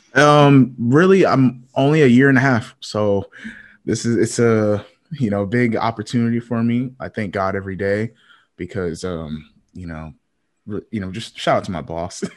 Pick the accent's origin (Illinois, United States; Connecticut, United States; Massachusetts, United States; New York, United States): Connecticut, United States; now in Fayetteville, United States; I was born in Connecticut